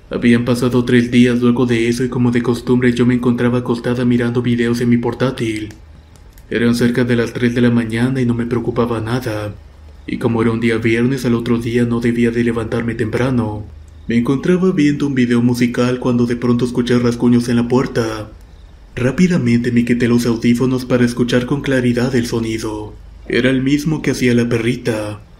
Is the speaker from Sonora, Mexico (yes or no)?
yes; Guaymas, Sonora, Mexico; Muchas gracias por escuchar mi historia. … soy originaria de Guaymas, Sonora.